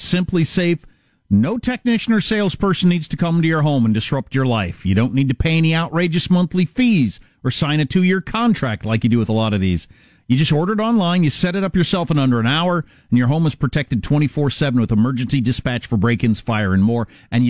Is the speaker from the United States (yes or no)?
yes; South Dakota, United States; born or raised there; moved away